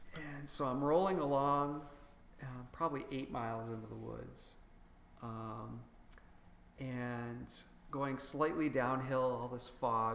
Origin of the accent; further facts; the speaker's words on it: Worcester, Massachusetts, United States; my hometown, Worcester, Massachusetts